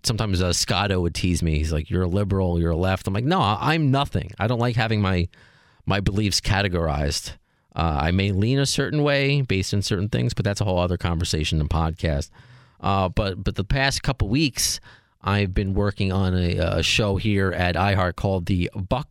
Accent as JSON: {"language": "English", "area": "Long Island", "region": "New York", "country": "United States", "tie": "born or raised there", "said": "But I still remember in high school, because I'm from Long Island, walking to Roosevelt Field Mall"}